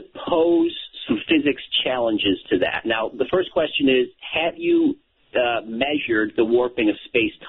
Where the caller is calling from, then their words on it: San Diego, California, United States; I'm calling from San Diego, California.